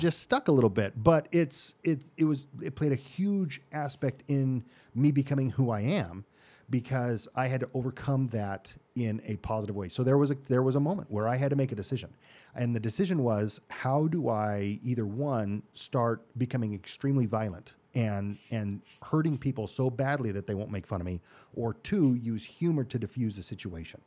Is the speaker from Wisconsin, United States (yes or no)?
no; Mesa, Arizona, United States; Born and raised in Mesa, Arizona